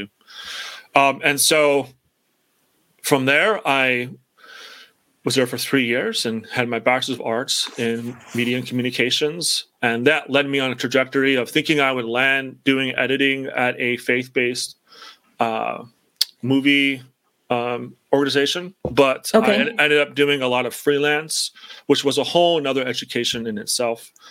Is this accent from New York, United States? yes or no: no; Chicago, Illinois, United States; moved away as an adult; now in Pennsylvania, United States; I knew I wanted to stay in the state of Illinois, and that's where I'm from originally, from Chicago originally.